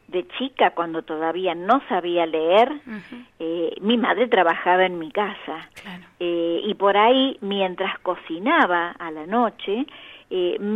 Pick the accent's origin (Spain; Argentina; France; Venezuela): Argentina; Córdoba; yo, yo soy, provengo de Córdoba, mi madre era santafesina y mi padre chaqueño.